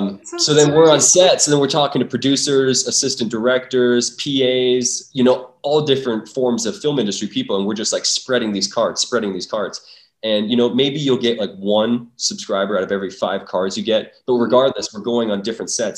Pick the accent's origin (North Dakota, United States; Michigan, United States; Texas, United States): North Dakota, United States; Well, I'm from North Dakota. And growing up, there's not a lot to do in North Dakota.